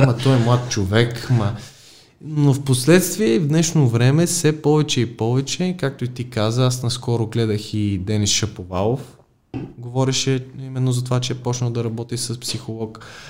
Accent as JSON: {"language": "Bulgarian", "town": "Plovdiv", "region": "Plovdiv Province", "country": "Bulgaria", "moved": "yes", "lives_now": "Sofia, Bulgaria", "said": "аз съм и от Полдив"}